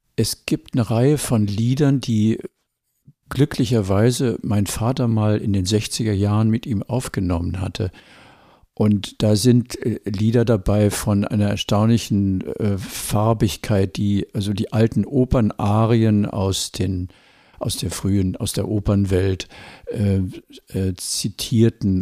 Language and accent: German; Wuppertal, North Rhine-Westphalia, Germany; Wir wohnten in Wuppertal